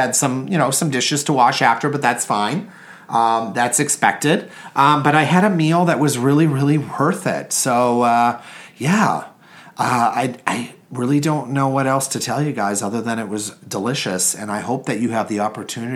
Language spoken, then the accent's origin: English; Canada; I'm Canadian.